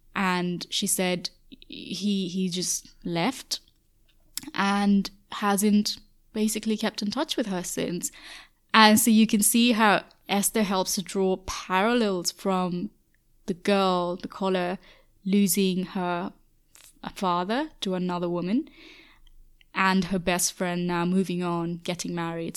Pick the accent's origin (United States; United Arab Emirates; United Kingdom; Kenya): United Arab Emirates; Dubai; moved away as an adult; I've never been lonely growing up in Dubai